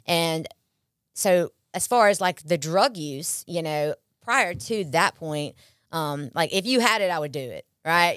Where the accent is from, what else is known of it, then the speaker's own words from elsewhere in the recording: Pearl, Mississippi, United States; also born or lived in Columbus; I'm born and raised in Pearl, um, most of my life